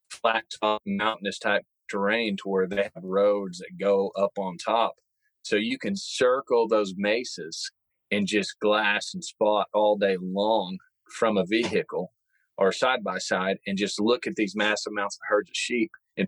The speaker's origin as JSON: {"language": "English", "region": "Kansas", "country": "United States", "tie": "born or raised there", "said": "my home state in Kansas"}